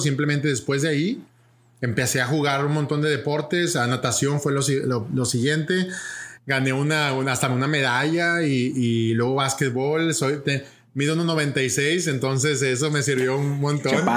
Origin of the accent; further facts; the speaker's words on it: Monterrey, Nuevo León, Mexico; moved away as an adult; now in Puerto Rico; México, México, de Monterrey, México. Y ahí, ahí crecí